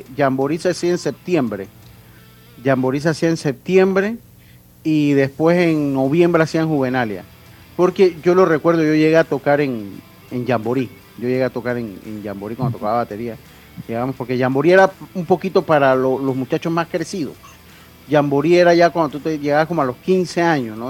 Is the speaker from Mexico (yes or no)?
no; Panama; yo soy panameño